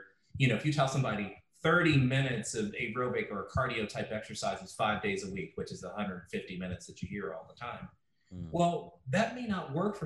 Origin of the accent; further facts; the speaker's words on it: Chicago, Illinois, United States; I grew up in Chicago